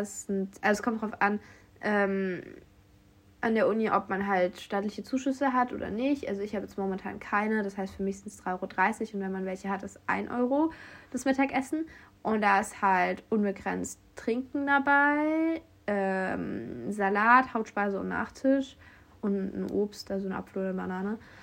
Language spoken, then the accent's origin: German; Germany; first language German; moved away as an adult; now in France; Deutsch ist meine Muttersprache